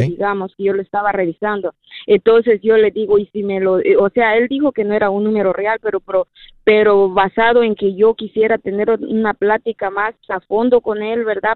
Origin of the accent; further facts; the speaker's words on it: Guatemala; now in Seattle, United States; yo soy de Guatemala